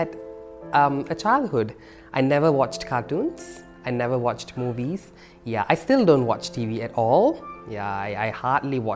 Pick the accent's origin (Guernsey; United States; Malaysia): Malaysia; Batu Gajah, Perak; now in Kuala Lumpur, Malaysia; I'm from a small town called Batu Gajah, that's in Perak. It's about 3 hours from here, Kuala Lumpur.